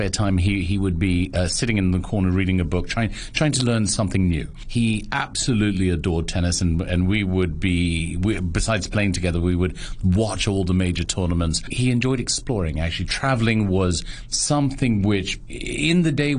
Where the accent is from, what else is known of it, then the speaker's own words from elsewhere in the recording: Hong Kong; We moved in December 1970. And the only reason I know that is because I was born in January 1971. So I was the first child to move in there